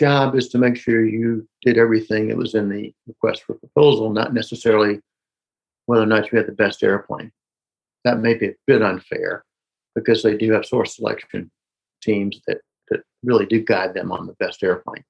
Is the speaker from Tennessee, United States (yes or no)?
no; Newnan, Georgia, United States; my hometown, small town in Noonan, Georgia